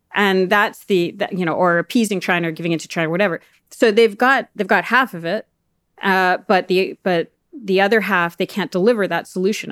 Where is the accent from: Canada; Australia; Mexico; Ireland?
Canada; as a Canadian